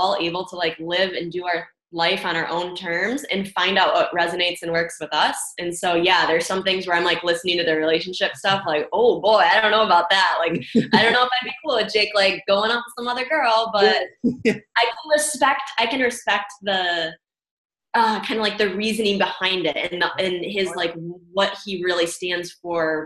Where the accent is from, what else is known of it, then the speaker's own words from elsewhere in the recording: Michigan, United States; I'm from Michigan area, kind of born and raised, went to school here